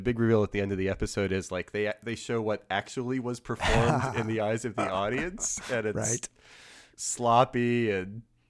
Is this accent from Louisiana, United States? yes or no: yes; New Orleans, Louisiana, United States; moved away; I grew up in New Orleans, so Matt and I came from opposite parts of the country.